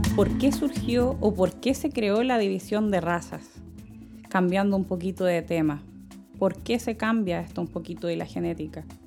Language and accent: Spanish; Chile; nosotros eh, como chilenos seamos mestizos